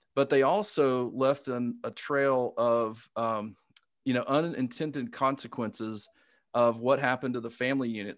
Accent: Alabama, United States; accent: Southern; I grew up in Alabama

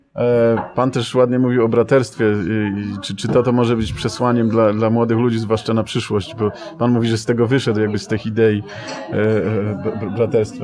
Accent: Silesian Voivodeship, Poland; wywodzę się z pogranicza polsko-niemieckiego, Śląsk

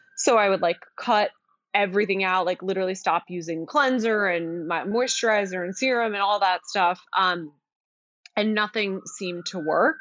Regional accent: outside of Philadelphia, Pennsylvania, United States; moved away as an adult; also born or lived in Virginia / Boston; now in New York City, United States; I grew up outside of Philadelphia

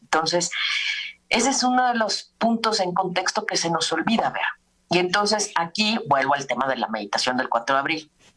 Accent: Mexico

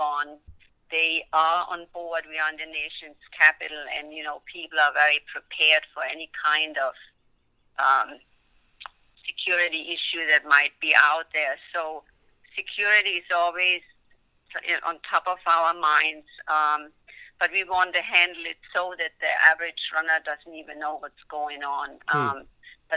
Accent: Germany; moved away; it's my home country

